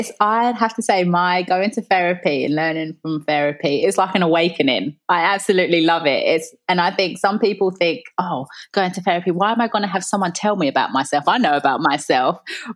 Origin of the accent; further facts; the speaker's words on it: London, United Kingdom; when I think about me growing up, my mum was a single parent.